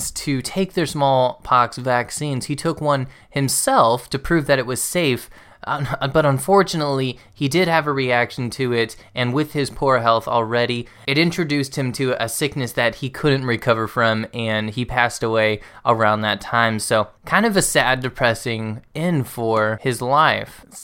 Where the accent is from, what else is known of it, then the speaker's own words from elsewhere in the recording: the South, United States; growing up in the South, I heard a lot about how hard it was to get converts there.